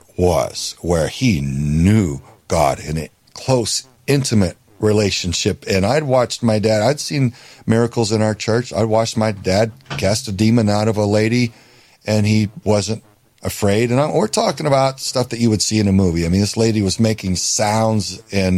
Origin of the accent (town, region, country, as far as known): Houston, Texas, United States; born or raised there